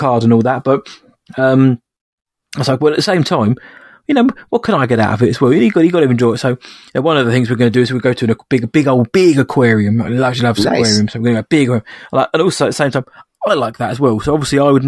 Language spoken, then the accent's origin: English; United Kingdom; as a British man